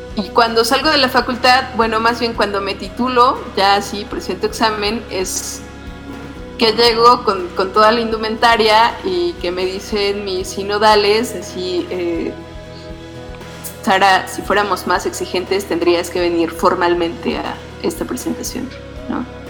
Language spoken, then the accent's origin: Spanish; Otomí area, Mexico; soy otomí